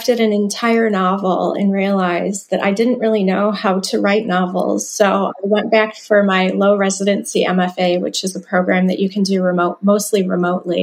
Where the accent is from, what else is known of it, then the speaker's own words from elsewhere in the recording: Dearborn, Michigan, United States; I am from Dearborn, Michigan, which is a suburb of Detroit.